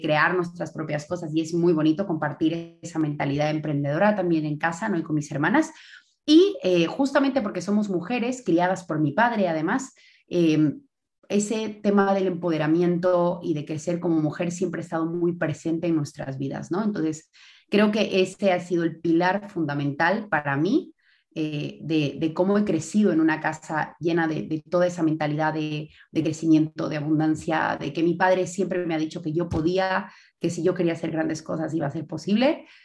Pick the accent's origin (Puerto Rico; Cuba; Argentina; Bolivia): Bolivia; moved away as an adult; now in Spain; Soy boliviana, de raíces libanesas y croatas